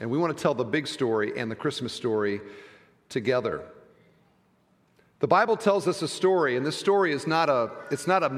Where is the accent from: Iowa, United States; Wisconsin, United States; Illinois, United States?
Iowa, United States; moved away; I'm from Iowa